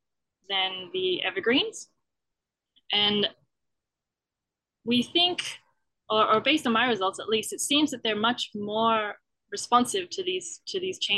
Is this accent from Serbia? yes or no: no; Australia; moved away as an adult; now in Canada; I'm from Australia